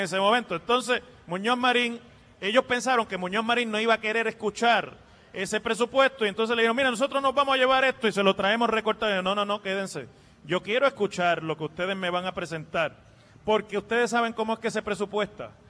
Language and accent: Spanish; Mayagüez, Puerto Rico; mi pueblo de Mayagüez